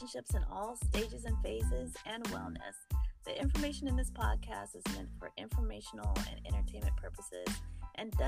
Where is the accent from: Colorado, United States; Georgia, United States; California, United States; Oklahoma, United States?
California, United States; moved away as an adult; now in Virginia, United States; my home state of California